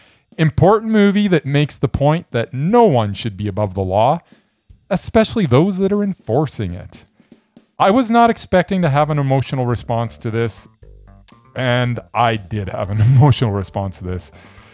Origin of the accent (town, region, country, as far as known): Calgary, Alberta, Canada; born or raised there